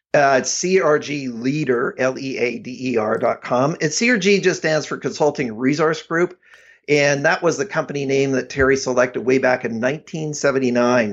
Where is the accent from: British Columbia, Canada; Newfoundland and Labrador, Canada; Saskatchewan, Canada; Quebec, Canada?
British Columbia, Canada; Abbotsford; I, uh, grew up in the Vancouver area